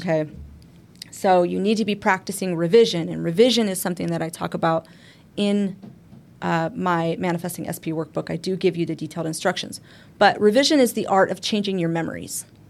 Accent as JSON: {"language": "English", "region": "Arizona", "country": "United States", "said": "We're from Arizona"}